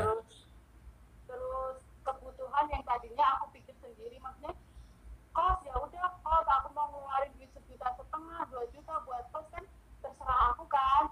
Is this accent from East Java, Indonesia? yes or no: no; Yogyakarta, Special Region of Yogyakarta, Indonesia; aku orang Jogja